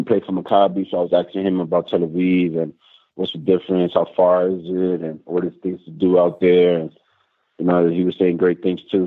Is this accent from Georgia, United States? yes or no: no; New York, United States; moved away as an adult; now in Jerusalem, Israel; New York, my hometown